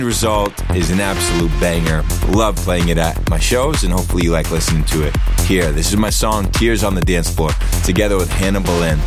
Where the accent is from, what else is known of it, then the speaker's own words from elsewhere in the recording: United States; I'm Indian American